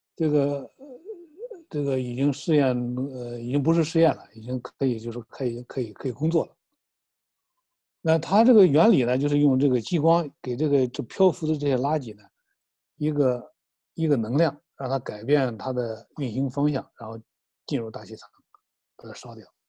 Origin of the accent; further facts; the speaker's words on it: China; 我们中国人